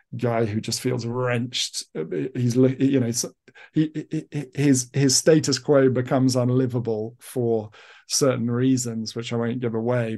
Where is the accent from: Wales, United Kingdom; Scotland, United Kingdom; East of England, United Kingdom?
East of England, United Kingdom; I've been raised as an English person